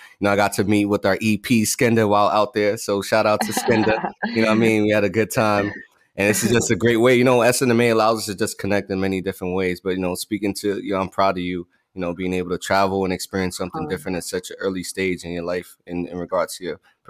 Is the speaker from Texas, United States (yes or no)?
no; New York City, New York, United States; when I was growing up in the Bronx